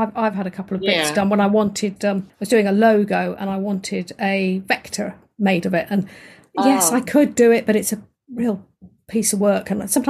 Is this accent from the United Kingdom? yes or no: yes; southern England, United Kingdom; accent: quiet English voice; I'm from southern England, so my voice is quite quiet. And I'm trying to speak up as I'm talking to you now, but of course my voice naturally is a quiet English voice